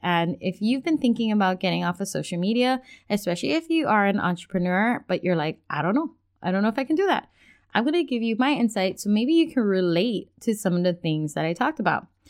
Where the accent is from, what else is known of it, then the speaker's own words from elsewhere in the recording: Hawaii, United States; also born or lived in Washington State; now in Washington, United States; we're originally from Hawaii, now we live in Washington State